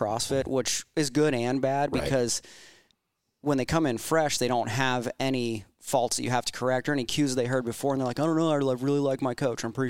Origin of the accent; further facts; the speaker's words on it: Pittsburgh, Pennsylvania, United States; now in Virginia Beach, United States; we're both from Pittsburgh